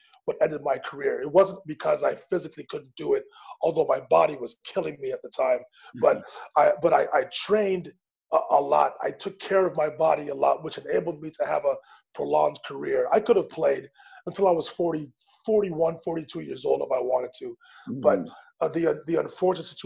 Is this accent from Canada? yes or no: yes; Montreal, Quebec, Canada; my hometown of Montreal